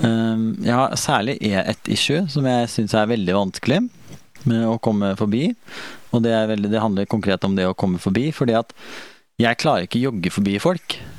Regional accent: Sarpsborg, Østfold, Norway; moved away; hjemme i Sarp

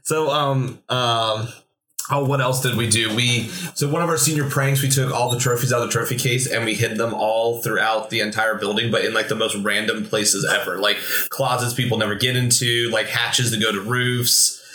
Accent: Williamsport, Pennsylvania, United States; I'm from Williamsport area

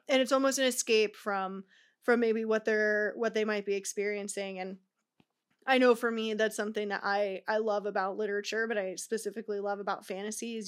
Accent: Tucson, Arizona, United States; now in Southern California, United States; I live in Cal, uh, Southern California, but I'm originally from Arizona.

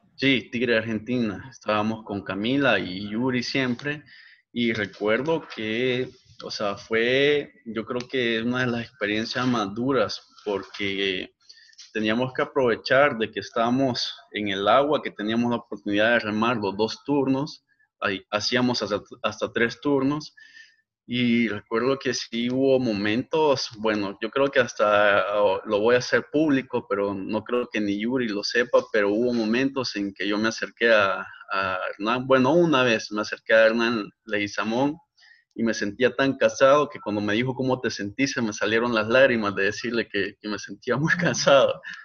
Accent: Ahuachapán, El Salvador; also born or lived in San Salvador / Santa Ana; Yo realmente soy nacido en San Salvador, viví en Aguachapán por muchos años y en el 2005 nos movimos a Santa Ana.

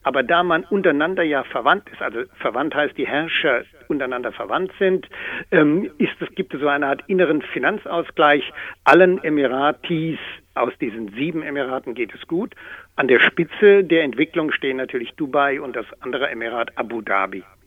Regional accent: Germany; als Deutscher

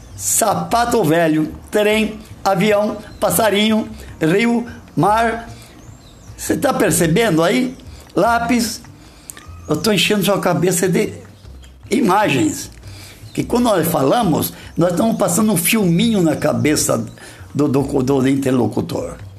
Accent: Brazil; accent: caipira; Eu tropicava, porque eu sou caipira

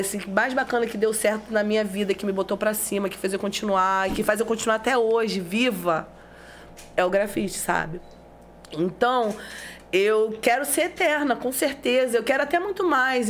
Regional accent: São Gonçalo, Rio de Janeiro, Brazil; meu bairro, que eu sou nascida, né? Eu nasci em Alcântara

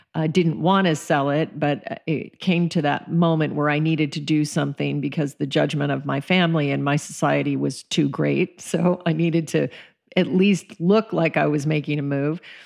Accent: Colorado, United States; also born or lived in Alaska; I was raised in Colorado and Alaska, um, spent most of my childhood in the forests

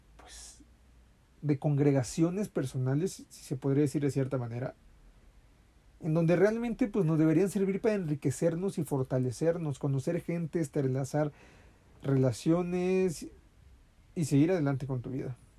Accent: Mexico; aquí en mi, en mi país

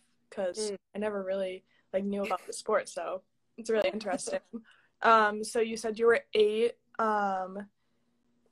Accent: Massachusetts, United States; I'm from Massachusetts and I stayed in Massachusetts

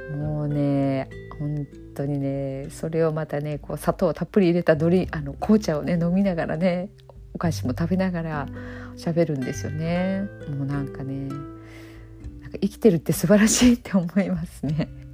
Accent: Okayama, Japan; accent: Okayama-ben; 私も今岡山弁で喋ってるんですけども

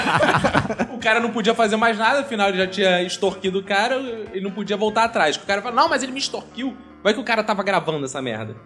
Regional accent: Rio de Janeiro, Brazil; sou do Rio de Janeiro

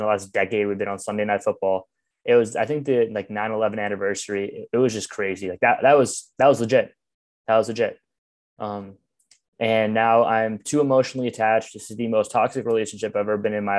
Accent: Long Island, New York, United States; moved away as an adult; now in Chicago, United States; I'm from Long Island.

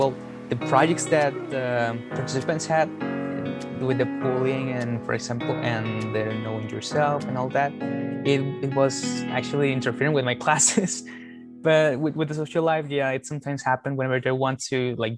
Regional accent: Mexico; as I said, I was raised in Mexico and I was raised on Spanish on Spanish dubs

